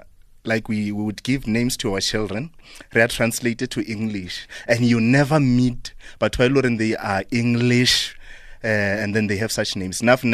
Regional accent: Moleji, Limpopo, South Africa; now I'm from Moleji Garamakapola. So Komoleji, we name people after animals.

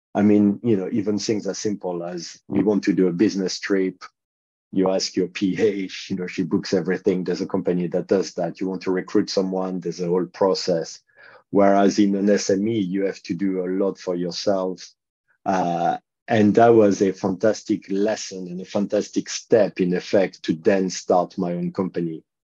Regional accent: France; accent: French; English is a second language; moved away as an adult; also born or lived in United Kingdom; now in London, United Kingdom; as you can tell from my quite strong accent, I'm a Frenchman. Uh, I've actually lived in the UK longer than I've lived in France

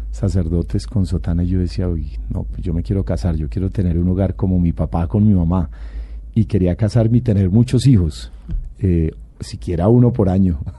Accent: Bogotá, Colombia; nací aquí en Bogotá, de mamá santanderiana papá, mi papá de acá. Eh, nuestra parroquia o mi parroquia de origen es en Santa Viviana. es en Santana. En Santana. ahí crecí, ahí nací.

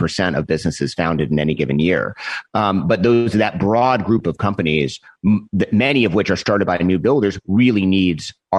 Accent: East Coast, United States; moved away as an adult; also born or lived in Midwest / New York; now in Colorado, United States; I grew up on the East Coast

